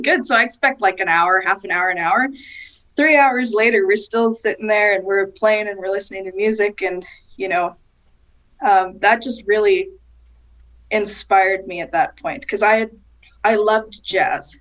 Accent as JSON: {"language": "English", "town": "Winnipeg", "region": "Manitoba", "country": "Canada", "tie": "born or raised there", "said": "I was born and raised in Winnipeg, so that's kind of that's my roots. That's where I'm from."}